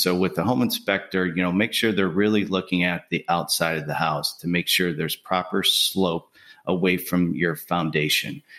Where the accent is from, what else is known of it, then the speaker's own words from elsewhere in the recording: Buffalo, New York, United States; moved away as an adult; now in Birmingham, United States; I'm originally from Buffalo, New York. I moved down here to Birmingham, Alabama in two thousand eight